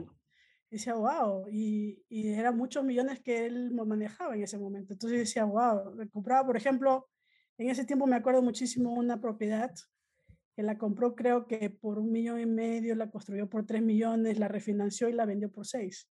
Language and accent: Spanish; Peru; moved away as an adult; now in United States; originalmente soy de Perú, ¿no? Vine hace como 20 años a Estados Unidos a estudiar negocios